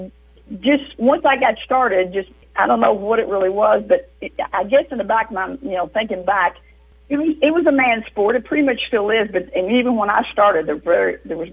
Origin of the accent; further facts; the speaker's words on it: Kentucky, United States; moved away; I'm originally from Kentucky, Harris, Kentucky.